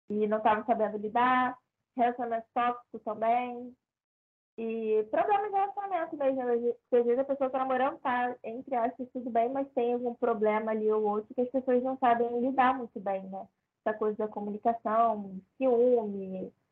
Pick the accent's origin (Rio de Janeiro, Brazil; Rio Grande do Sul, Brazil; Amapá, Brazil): Rio de Janeiro, Brazil; Tô, tô do Rio.